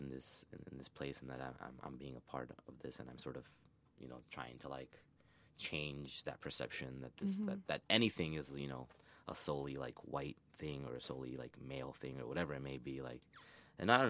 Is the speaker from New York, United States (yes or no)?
yes; New York City, New York, United States; I grew up in the Bronx